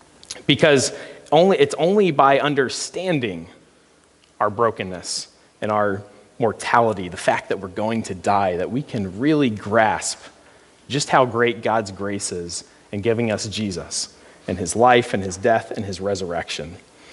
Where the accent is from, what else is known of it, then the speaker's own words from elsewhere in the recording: between Dayton and Cincinnati, Ohio, United States; moved away as an adult; also born or lived in Grand Rapids, Michigan / Holland, Michigan / Kentucky (family ancestry); now in Waukee, United States; I hail originally from Ohio, in between Dayton and Cincinnati.